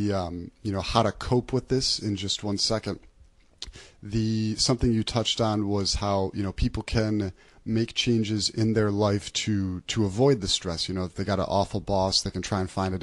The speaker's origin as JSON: {"language": "English", "town": "Buffalo", "region": "New York", "country": "United States", "said": "I'm from Buffalo, New York, and it's a very blue collar city"}